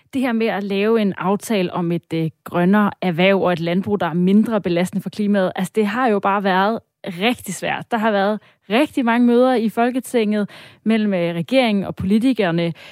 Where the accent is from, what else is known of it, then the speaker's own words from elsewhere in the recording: Denmark; os som danskere